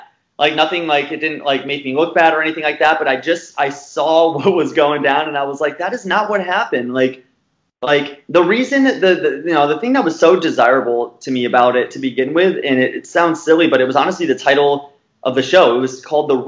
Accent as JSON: {"language": "English", "region": "Arizona", "country": "United States", "said": "from the West, you know, I'm from Arizona, right next to California"}